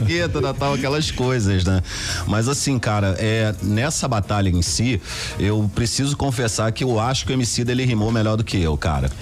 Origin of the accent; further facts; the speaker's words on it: Rio de Janeiro, Brazil; eu na época morava na Vila Kennedy, né? na favela da Metral, onde eu fui criado.